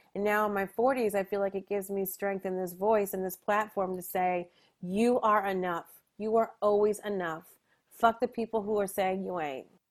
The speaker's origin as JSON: {"language": "English", "region": "New Jersey", "country": "United States", "also_born_or_lived": "New York", "said": "I'm from Jersey, it's not too far away"}